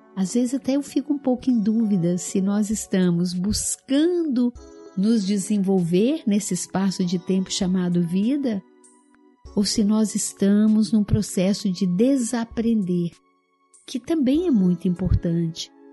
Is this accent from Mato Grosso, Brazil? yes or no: no; Araújos, Minas Gerais, Brazil; moved away; Eu vim do interior de Minas, né, onde meus pais moram ainda, a cidadezinha de Araújos